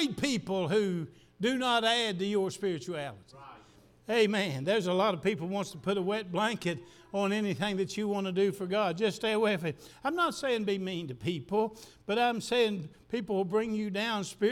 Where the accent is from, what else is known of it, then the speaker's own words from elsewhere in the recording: the South, United States; I'm just as much a Southerner as anybody